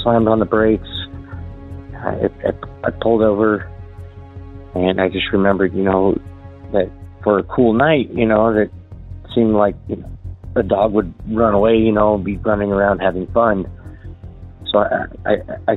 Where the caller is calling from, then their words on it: Southeast Idaho, United States; I'm calling from Southeast Idaho area